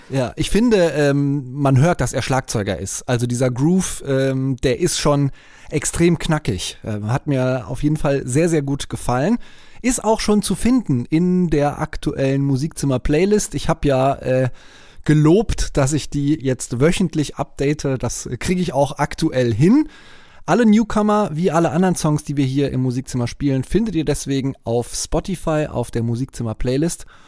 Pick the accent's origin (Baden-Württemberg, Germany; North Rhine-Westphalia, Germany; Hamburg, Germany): North Rhine-Westphalia, Germany; near Cologne; born or raised there